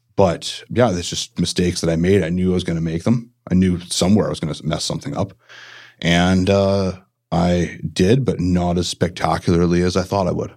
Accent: Port Coquitlam, British Columbia, Canada; growing up in Port Coquitlam

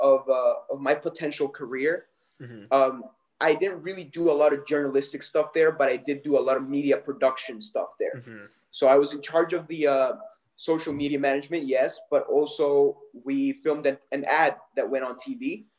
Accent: El Salvador; moved away; I'm originally from El Salvador

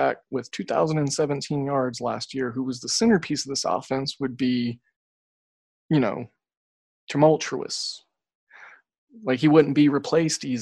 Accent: Oklahoma, United States; I grew up in Oklahoma.

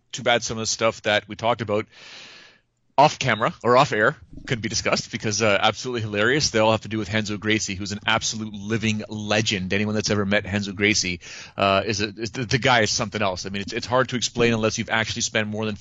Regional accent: Canada; In Canada, we're diversified as a population, but we're not as big as the States.

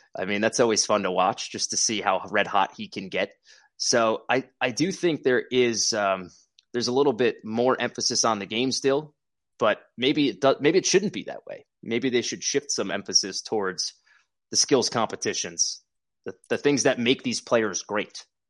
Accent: New Jersey, United States; moved away as an adult; now in Springfield, United States; I'm from New Jersey

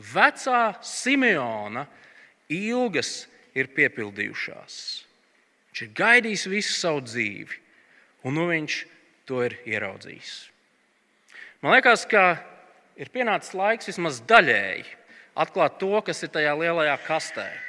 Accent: Latvia; mēs esam latvieši

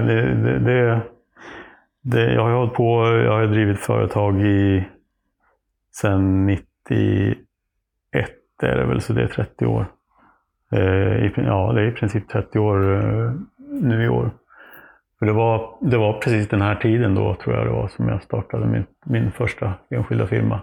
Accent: Oxelösund, Södermanland, Sweden; also born or lived in Nyköping / Trosa; vi hade någon trädkoja i Oxelösund där jag växte upp

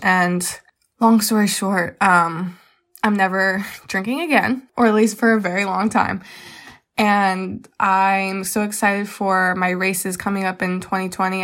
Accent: Reading, Pennsylvania, United States; I am from Reading, Pennsylvania

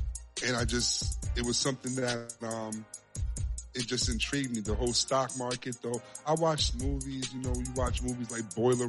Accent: New York City, New York, United States; I was born and raised in the Bronx, New York. You know, a little place called Co-op City, Section 5.

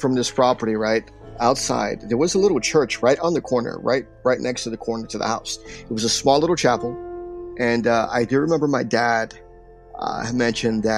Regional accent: Paterson, New Jersey, United States; also born or lived in New York; most of my life, I was raised in Paterson, New Jersey

